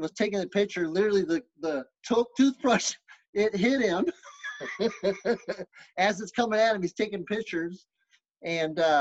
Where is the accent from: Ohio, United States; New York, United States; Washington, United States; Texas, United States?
Texas, United States; Lubbock; I was born in Lubbock, Texas